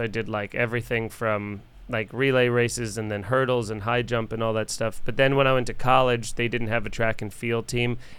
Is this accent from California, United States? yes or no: no; Long Island, New York, United States; I come from Long Island